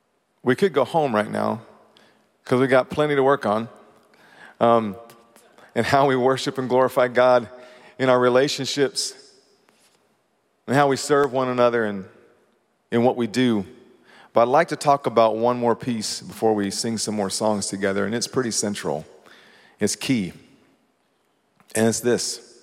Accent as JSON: {"language": "English", "region": "Kentucky", "country": "United States", "said": "I mean, I came from Kentucky"}